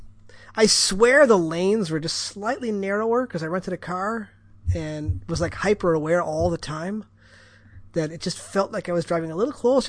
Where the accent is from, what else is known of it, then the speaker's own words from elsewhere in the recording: Midwest, United States; I come from Midwest